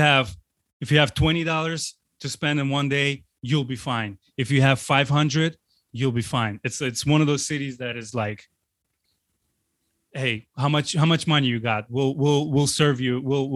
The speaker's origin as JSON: {"language": "English", "town": "Baku", "country": "Azerbaijan", "tie": "born or raised there", "second_language": "English", "moved": "yes", "lives_now": "United States", "said": "Literally the week when we arrive there is going to be 20 years since I left my hometown."}